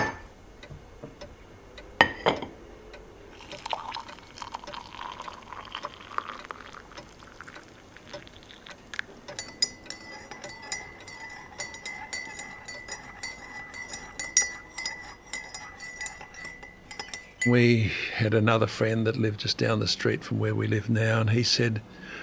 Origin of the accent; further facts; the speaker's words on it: Australia; me being Australian